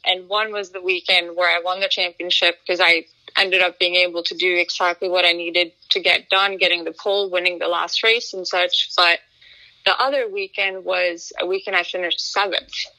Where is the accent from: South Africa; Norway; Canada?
Norway; I grew up in Norway. I'm, I'm, half Swedish, half Norwegian.